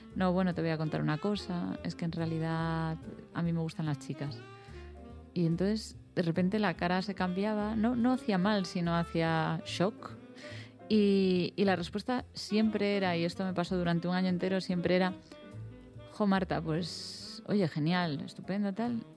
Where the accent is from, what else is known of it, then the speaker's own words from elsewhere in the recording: A Coruña, Galicia, Spain; yo soy coruñesa